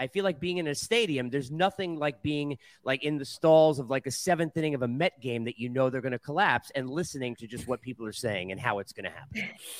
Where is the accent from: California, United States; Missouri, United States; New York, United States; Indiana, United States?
New York, United States; moved away as an adult; now in the South, United States; So I'm from New York, so you could be straight with me. I moved in the South a few years ago